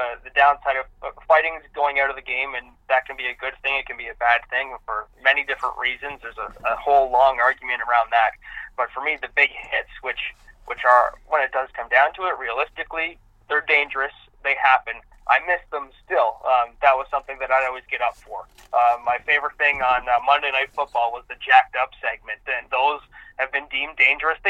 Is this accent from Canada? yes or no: yes; Whitby, Ontario, Canada; Ended up playing baseball growing up in Whitby